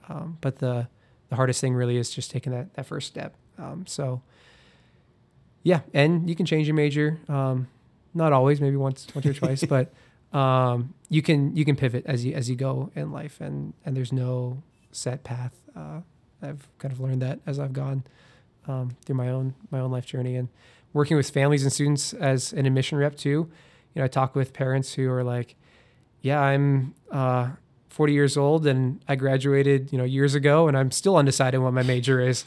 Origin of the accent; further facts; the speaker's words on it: Iowa, United States; growing up in Iowa